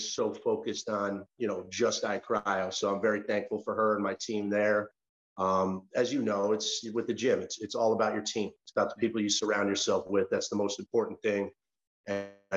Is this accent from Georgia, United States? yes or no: no; Clifton Park, New York, United States; moved away as an adult; now in Florida, United States; I grew up in Clifton Park, New York, middle-class family